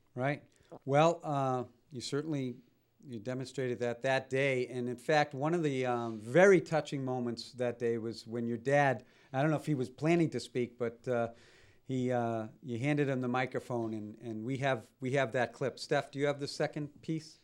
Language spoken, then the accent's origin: English; Malden, Massachusetts, United States; we grew up in Malden.